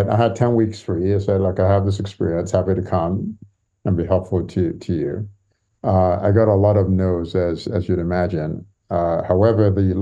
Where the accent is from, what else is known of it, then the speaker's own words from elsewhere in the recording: Nigeria; moved away as an adult; also born or lived in Santa Monica, California, United States / Lagos, Nigeria; now in London, United Kingdom; they moved back to Nigeria when I was quite young, when I was a baby. So I grew up in Nigeria